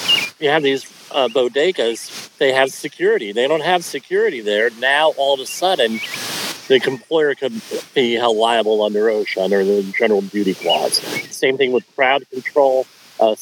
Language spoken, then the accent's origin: English; Colonia, New Jersey, United States; Colonia, New Jersey, my hometown, it's part of Woodbridge Township